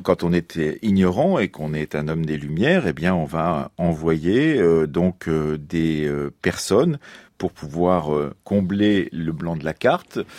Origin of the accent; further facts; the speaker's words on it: Poitou, Nouvelle-Aquitaine, France; ma région natale du Poitou